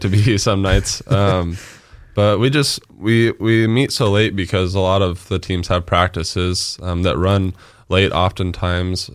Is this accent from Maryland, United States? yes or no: no; Nampa, Idaho, United States; born and raised in Nampa